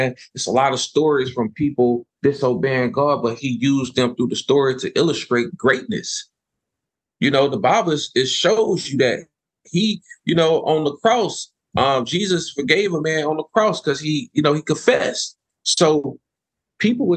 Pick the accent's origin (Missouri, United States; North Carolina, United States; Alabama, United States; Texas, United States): Texas, United States; Houston; He knew I'm from South Park